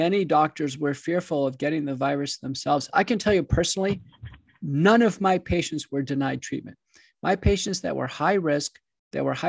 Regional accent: Wichita Falls, Texas, United States; also born or lived in Buffalo, New York / Dallas-Fort Worth, Texas / Seattle, Washington; I grew up in Buffalo, New York, but moved down when I was young to Texas, originally Wichita Falls in the Dallas-Fort Worth area

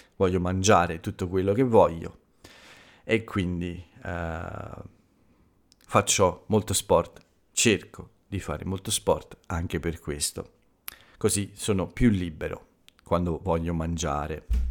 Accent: Italy

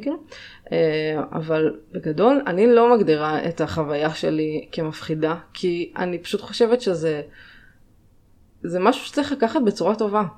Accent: Northern District, Israel; also born or lived in Jamaica; במקור מהצפון, מצפון הארץ

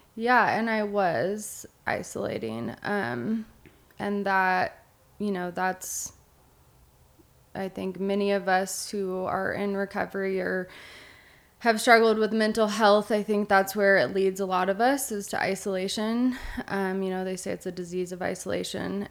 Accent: Eugene, Oregon, United States; now in Bend, United States; I grew up in Eugene, Oregon

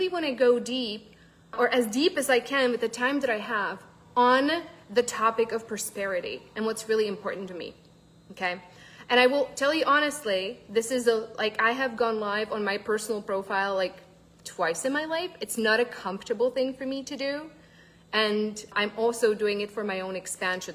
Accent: Czechia; moved away; I'm actually originally from the Czech Republic

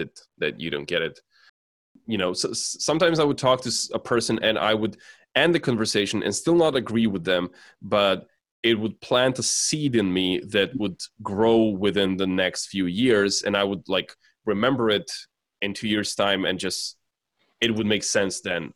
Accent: Serbia; I grew up in Serbia

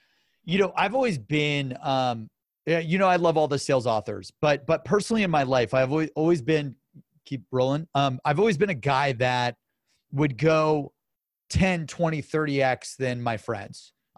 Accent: Cleveland, Ohio, United States; Now some sports like LeBron comes to the Cavs and I'm from Cleveland.

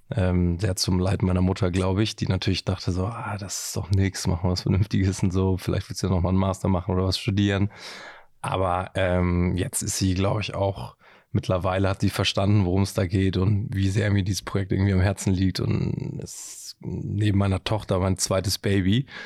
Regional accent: Hamburg, Germany; also born or lived in Kiel; ich bin ähm, tatsächlich gebürtiger Hamburger. Ähm, meine Familie kommt aus Hamburg, meine Großeltern kommen aus Hamburg

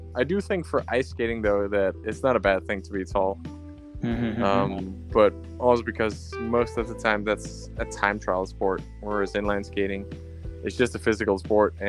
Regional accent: Slagelse, Zealand, Denmark; the track in my hometown, Slagelse, where I grew up

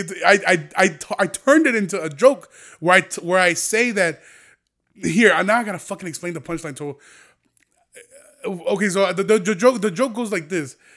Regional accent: Aurora, Illinois, United States; here in Aurora because I know it's my hometown

